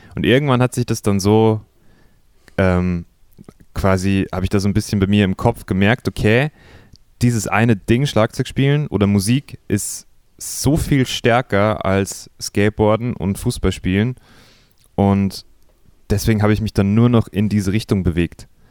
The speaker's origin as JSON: {"language": "German", "town": "Simbach am Inn", "region": "Bavaria", "country": "Germany", "tie": "born or raised there", "also_born_or_lived": "Eggenfelden", "said": "ich bin aufgewachsen in Simbach. Das ist noch ein kleineres Kleinstädtchen als Eckenfelden. ähm, aber ja, nicht München, sondern bayerische, niederbayerische Provinz"}